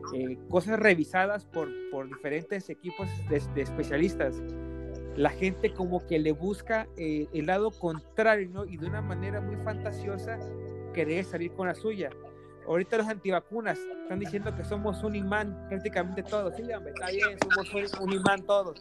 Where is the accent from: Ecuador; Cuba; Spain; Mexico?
Mexico; Yo también soy de México